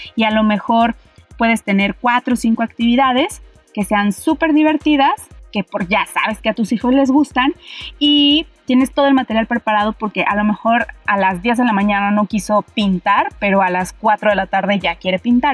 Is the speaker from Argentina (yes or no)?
no; Mexico; nosotros como mexicanos